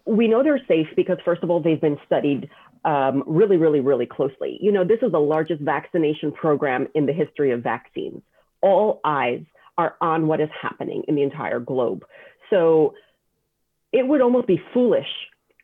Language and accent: English; New York City, New York, United States; I grew up in Borough Park in a Hasidic community